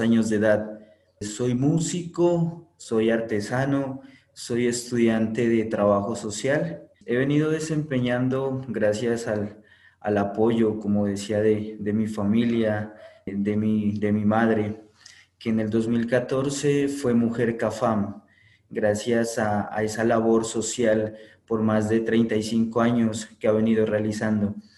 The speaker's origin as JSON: {"language": "Spanish", "town": "Sibundoy", "region": "Putumayo", "country": "Colombia", "tie": "born or raised there", "said": "desde nuestro territorio, nuestro sagrado lugar de origen, Sibundo"}